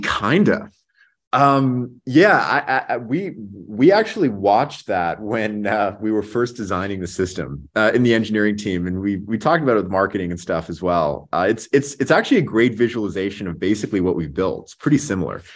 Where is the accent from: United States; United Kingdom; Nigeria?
United States; Las Vegas, Nevada; I grew up in Vegas. It's actually where I'm calling in from today